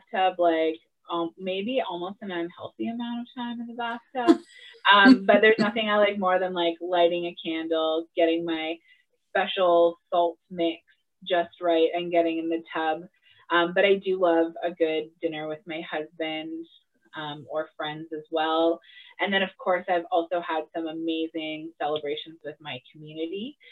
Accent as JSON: {"language": "English", "town": "Wetaskiwin", "region": "Alberta", "country": "Canada", "tie": "born or raised there", "also_born_or_lived": "Morinville, Alberta", "lives_now": "Edmonton, Canada", "said": "I was born and raised in the area. I grew up in Wetaskiwin, moved to Morinville as a teenager, and ended up in Edmonton as an adult."}